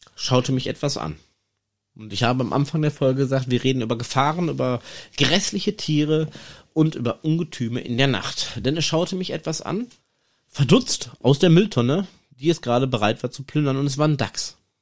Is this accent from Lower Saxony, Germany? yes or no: no; Iserlohn, North Rhine-Westphalia, Germany; bei uns in Iserlohn